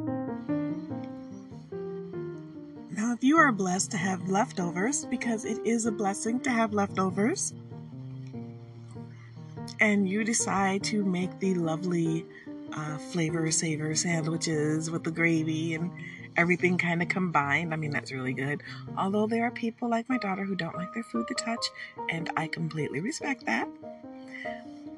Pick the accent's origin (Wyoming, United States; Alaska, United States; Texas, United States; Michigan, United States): Michigan, United States; Detroit; now in Michigan, United States; I was born in Hutzel Hospital. My mother was born in Detroit. I grew up there